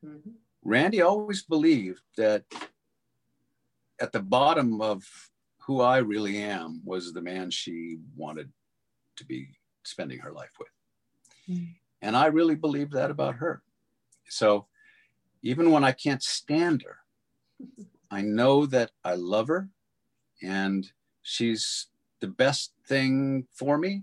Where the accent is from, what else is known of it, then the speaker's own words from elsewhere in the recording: Catalina Island, California, United States; I grew up on Catalina Island